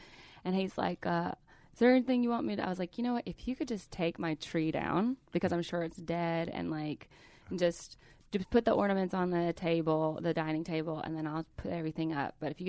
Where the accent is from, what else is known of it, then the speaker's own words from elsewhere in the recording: Calhoun, Georgia, United States; I'm from Calhoun, Georgia. Everybody knows that we have a Nike outlet.